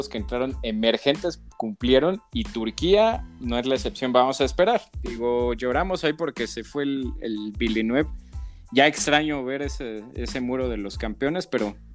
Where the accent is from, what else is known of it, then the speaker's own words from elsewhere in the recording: Mexico; todos somos mexicanos, tenemos